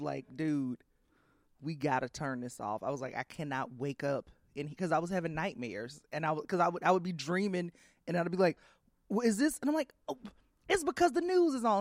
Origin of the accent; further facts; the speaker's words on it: Columbus, Georgia, United States; moved away as an adult; also born or lived in New York / Washington, D.C.; I grew up in Georgia.